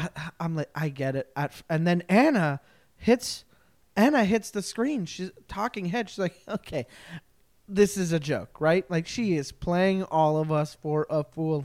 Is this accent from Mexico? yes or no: no; Montreal, Quebec, Canada; I am an East Coast boy. I am from Montreal.